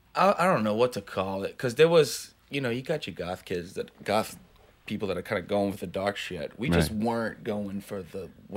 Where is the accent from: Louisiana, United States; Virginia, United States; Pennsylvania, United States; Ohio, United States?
Louisiana, United States; Chalmette; born or raised there; also born or lived in Metairie, Louisiana